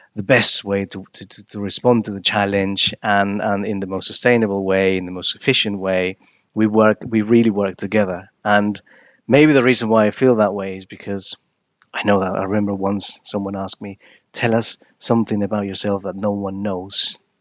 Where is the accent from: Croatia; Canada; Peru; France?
Peru; moved away as an adult; now in United Kingdom; I was born in Peru. I moved to the U K in two thousand and nine.